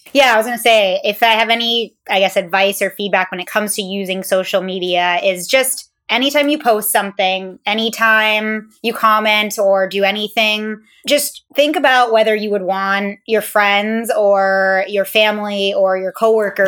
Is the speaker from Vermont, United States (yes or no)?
yes; St. Albans, Vermont, United States; moved away; St. Albans, Vermont